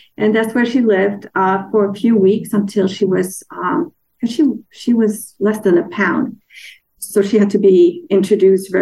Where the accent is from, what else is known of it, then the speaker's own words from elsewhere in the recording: Denmark; moved away; I'm from Denmark